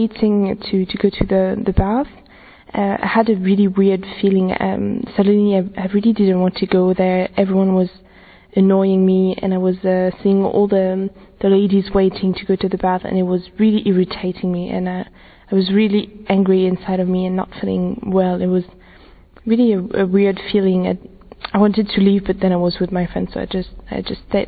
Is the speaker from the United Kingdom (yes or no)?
no; France; I'm from France, I'm 22 years old